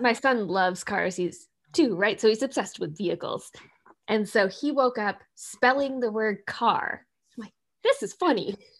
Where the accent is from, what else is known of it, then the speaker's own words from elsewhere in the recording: Minnesota, United States; moved away as an adult; now in Seattle, United States; I grew up in Minnesota